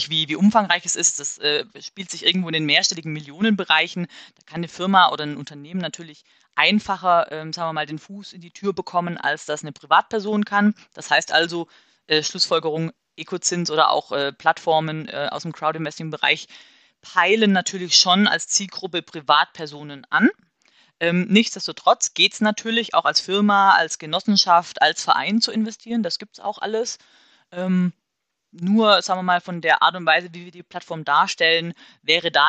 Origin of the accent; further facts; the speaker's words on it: Marburg, Hesse, Germany; also wir kommen aus Marburg, deswegen nehme ich jetzt Marburg.